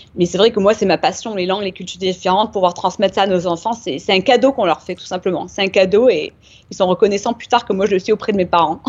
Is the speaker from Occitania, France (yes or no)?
yes; Nîmes, Occitania, France; also born or lived in Uchaud; now in San Diego, United States; je suis née à Nîmes. d'un papa américain